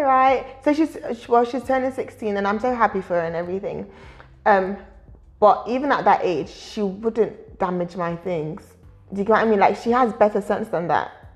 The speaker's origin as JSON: {"language": "English", "country": "United Kingdom", "also_born_or_lived": "Nigeria", "said": "As much as I'm Nigerian, I'm also British"}